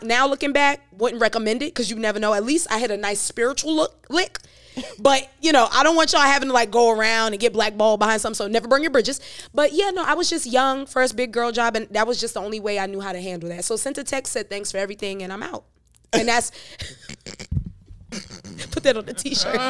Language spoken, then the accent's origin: English; New York City, New York, United States; also born or lived in Jamaica; now in Charlotte, United States; from Brooklyn, New York